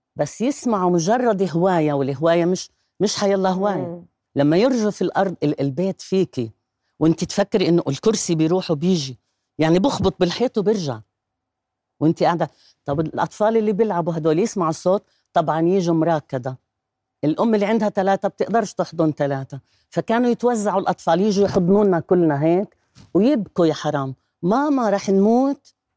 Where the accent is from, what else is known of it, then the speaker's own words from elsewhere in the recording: Gaza, Gaza Strip, Palestine; moved away as an adult; now in Jordan; أنا مواليد غزة خلصت توجيهي في غزة فكانت طفولة حلوة حلوة كتير